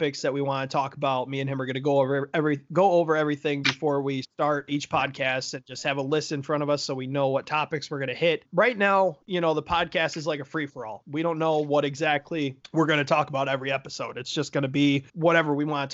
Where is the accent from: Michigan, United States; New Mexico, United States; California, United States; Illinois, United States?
Michigan, United States; Gladwin; moved away as an adult; now in Clearwater Beach, United States; We're both from Gladwin